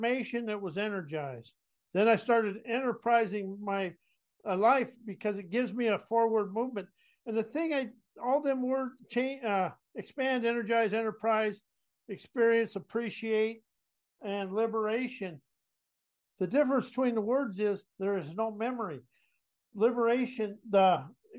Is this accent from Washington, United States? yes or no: no; South Dakota, United States; moved away; also born or lived in San Antonio, Texas; I was a cowboy from South Dakota.